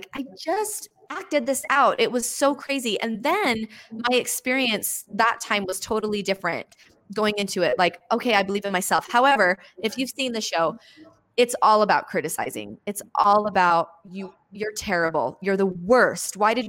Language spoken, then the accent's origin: English; Bountiful, Utah, United States; And I'm this nobody from Bountiful, Utah.